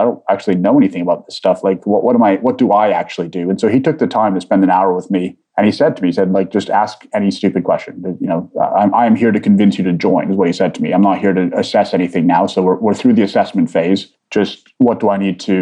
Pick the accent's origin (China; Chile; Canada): Canada; Vancouver, British Columbia; also born or lived in Egypt / London; I'm born in Egypt. I came here as an immigrant family to Canada. So I grew up in Vancouver predominantly